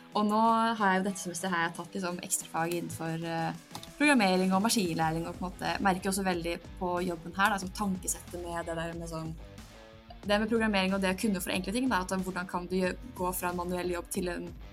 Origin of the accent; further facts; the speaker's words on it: Drammen, Buskerud, Norway; moved away as an adult; now in Bergen, Norway; jeg er fra Drammen, er 23 år og studerer sivilingeniør i energi ved Universitetet i Bergen